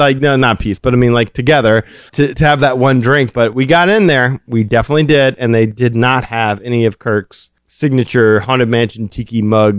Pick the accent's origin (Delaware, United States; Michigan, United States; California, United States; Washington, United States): Michigan, United States; Detroit; They don't understand because I'm from Detroit. Yeah, I came down here from Detroit.